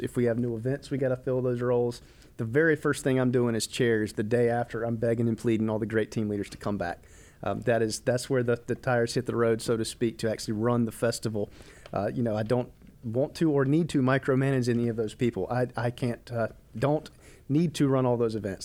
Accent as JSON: {"language": "English", "town": "Rock Hill", "region": "South Carolina", "country": "United States", "tie": "born or raised there", "said": "born and raised in Rock Hill"}